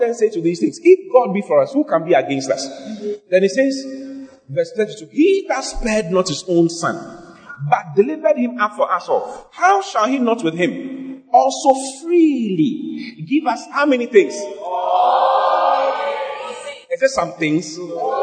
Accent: Accra, Greater Accra, Ghana; So if I'm born in Ghana. I was born in Dansoma

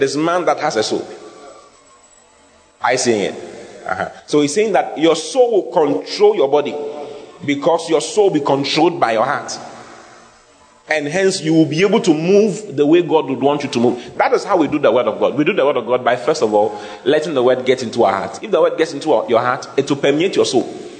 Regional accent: Asankragwa, Western Region, Ghana; born there; because I was born in Asankrigua and I didn't go to university.

